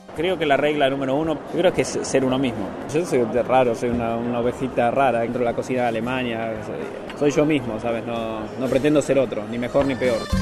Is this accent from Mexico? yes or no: no; Argentina; now in Germany; Soy argentino